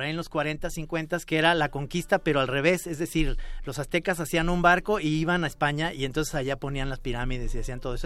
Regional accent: Mexico; los mexicanos

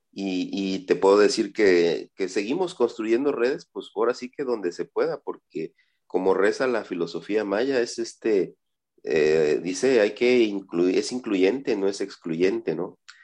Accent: Zinacantán, Chiapas, Mexico; soy de Sinacantán, Chiapas

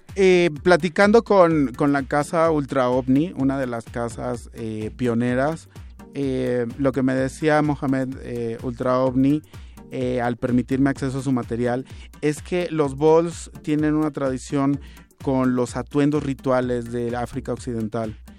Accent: Mexico; queremos bailar como mexicanos del siglo XXI

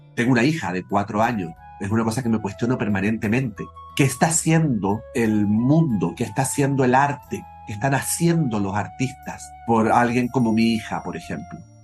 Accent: Chile; Yo crecí en Chile en los años 70, 80

